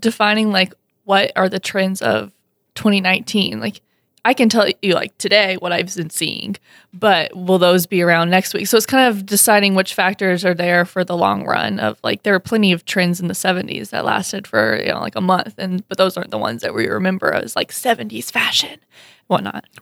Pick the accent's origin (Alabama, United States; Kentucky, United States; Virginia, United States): Alabama, United States; moved away as an adult; also born or lived in Missouri; now in Fargo, United States; I was born and raised in Alabama, and then I went to college in Missouri